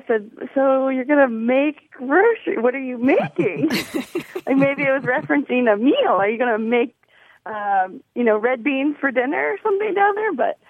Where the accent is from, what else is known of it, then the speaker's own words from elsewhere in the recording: Tampa, Florida, United States; moved away as an adult; now in Indianapolis, United States; I'm originally from Tampa, but I live in Indianapolis. After college, I moved up here.